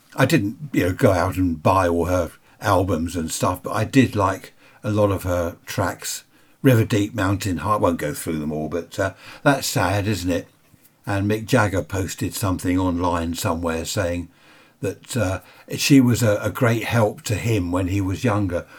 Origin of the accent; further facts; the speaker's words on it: United Kingdom; we're British.